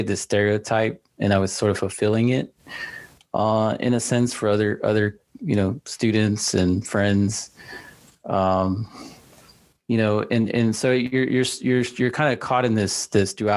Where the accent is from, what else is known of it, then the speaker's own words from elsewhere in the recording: Dallas, Texas, United States; now in San Antonio, United States; I grew up in Dallas